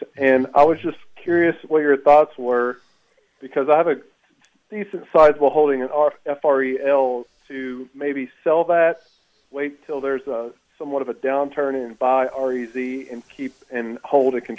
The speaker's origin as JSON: {"language": "English", "town": "Campbellsville", "region": "Kentucky", "country": "United States", "lives_now": "Lexington, United States", "said": "I'm from Campbellsville, Kentucky"}